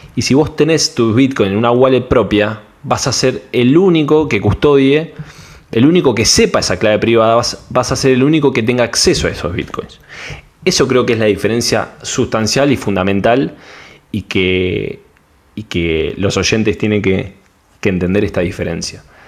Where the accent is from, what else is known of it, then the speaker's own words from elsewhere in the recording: Panama; de Panamá